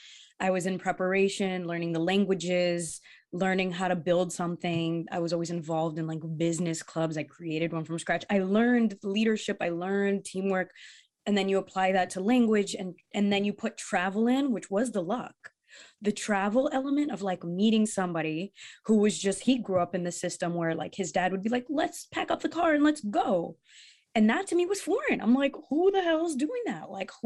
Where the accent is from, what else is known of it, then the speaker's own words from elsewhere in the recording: East Coast, United States; Because I grew up in the East Coast, right?